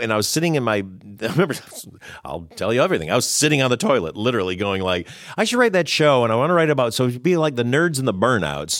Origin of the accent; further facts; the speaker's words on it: Detroit, Michigan, United States; he's from Detroit, where I'm from.